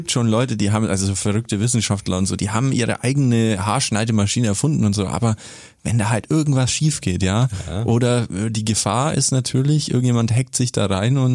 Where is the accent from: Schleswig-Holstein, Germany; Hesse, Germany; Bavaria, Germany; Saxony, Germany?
Bavaria, Germany; Augsburg; Also ich bin ja ursprünglich Augsburger, arbeite aber auch viel in Donauwörth zum Beispiel.